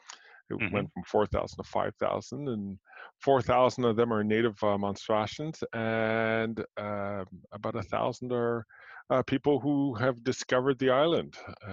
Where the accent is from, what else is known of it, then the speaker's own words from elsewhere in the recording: Montreal, Quebec, Canada; born there; I was born in Montreal. I'd like to say I'm a child of the 60s, although I was born in 1969 and almost halfway through.